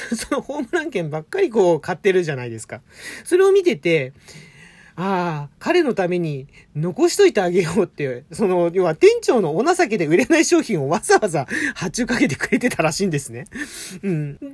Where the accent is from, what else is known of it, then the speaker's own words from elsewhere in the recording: Tokyo, Japan; 東京生まれ